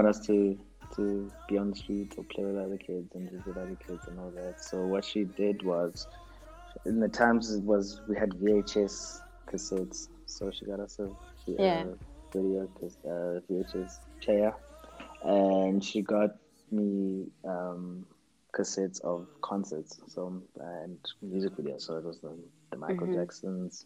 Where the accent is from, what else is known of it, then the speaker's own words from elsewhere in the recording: Eastern Cape, South Africa; I'm from South Africa, grew up, born in the Eastern Cape.